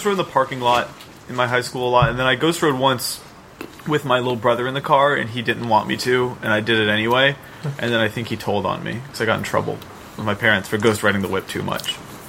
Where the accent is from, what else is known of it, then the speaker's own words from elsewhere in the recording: North Carolina, United States; I was really obsessed with that sort of hyphy culture as like a 16-year-old white boy in North Carolina.